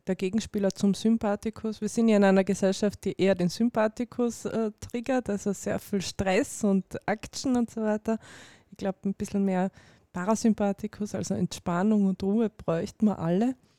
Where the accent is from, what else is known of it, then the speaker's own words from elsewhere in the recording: Carinthia, Austria; ich bin selber Kärntnerin